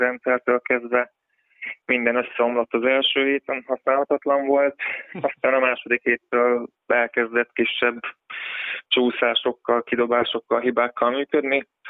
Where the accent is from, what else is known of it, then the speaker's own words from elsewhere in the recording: Nyíregyháza, Szabolcs-Szatmár-Bereg, Hungary; nyíregyházi vagyok